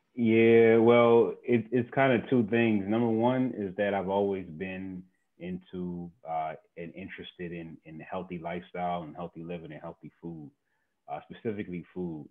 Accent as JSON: {"language": "English", "town": "Mount Rainier", "region": "Maryland", "country": "United States", "tie": "born or raised there", "also_born_or_lived": "Brooklyn, New York", "said": "the house I grew up in, in Mount Rainier, Maryland"}